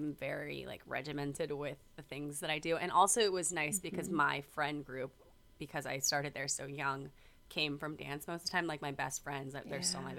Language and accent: English; Virginia Beach, Virginia, United States; moved away as an adult; I was born and raised in Virginia Beach, Virginia